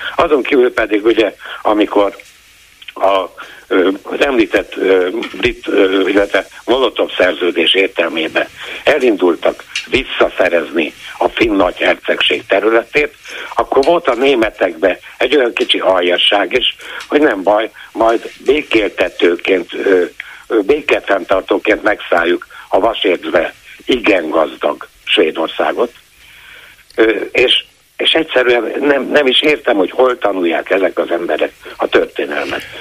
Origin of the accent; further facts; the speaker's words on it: Transylvania, Romania; now in Hungary; Én erdélyi vagyok hazajárok rendszeresen